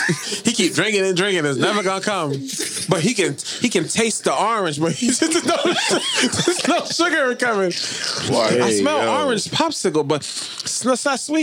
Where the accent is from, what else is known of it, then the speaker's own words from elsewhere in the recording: Boston, Massachusetts, United States; In Boston, we didn't have a lot of Popeyes growing up.